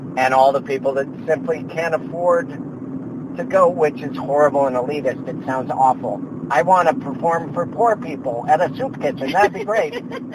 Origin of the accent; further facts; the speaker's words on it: Missoula, Montana, United States; moved away as an adult; also born or lived in Texas; now in Los Angeles, United States; I'm from Missoula, Montana